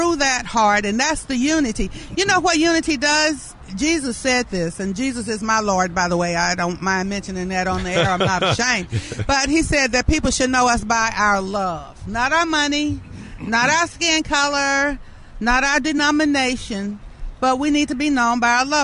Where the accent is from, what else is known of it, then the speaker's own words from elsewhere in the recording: Birmingham, Alabama, United States; also born or lived in Atlanta, Georgia; I was born in Atlanta, Georgia in 1951, moved to Birmingham with A.D. King